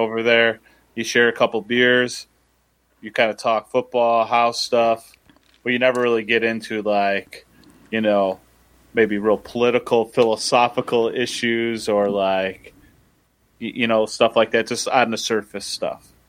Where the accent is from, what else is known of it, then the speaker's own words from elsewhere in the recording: Midwest, United States; I'm a Midwesterner